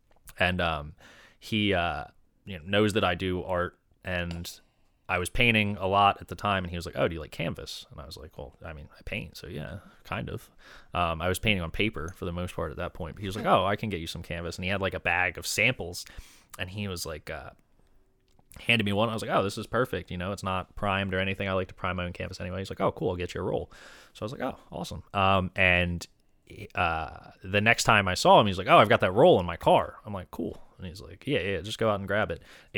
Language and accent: English; Delaware, United States; now in Philadelphia, United States; I'm from Delaware.